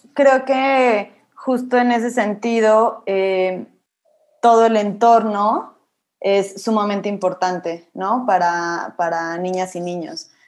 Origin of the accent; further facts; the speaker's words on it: Mexico City, Mexico; also born or lived in Monterrey / Colombia; yo soy de la Ciudad de, México, Estudié en Monterrey y aquí en Ciudad de México y viví un tiempo en Colombia